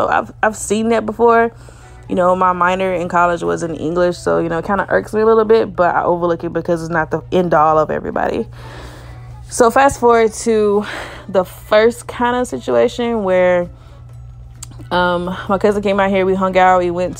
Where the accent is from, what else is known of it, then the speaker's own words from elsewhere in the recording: Alabama, United States; I'm from Alabama